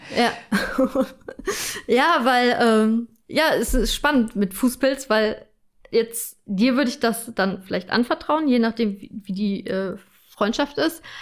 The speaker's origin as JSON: {"language": "German", "country": "Germany", "said": "bei uns in Deutschland"}